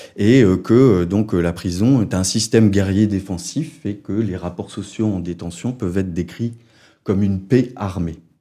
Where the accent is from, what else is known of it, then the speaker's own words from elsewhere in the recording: France; accent: French; avec mon accent français